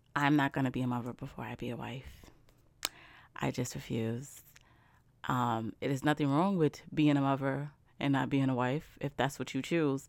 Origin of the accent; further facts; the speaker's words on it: New York, United States; I'm from New York.